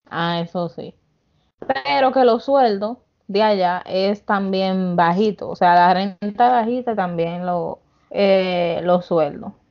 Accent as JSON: {"language": "Spanish", "country": "Dominican Republic", "moved": "yes", "lives_now": "New York, United States", "said": "somos New Yorkers, pero somos dominicanos que ya estamos aquí"}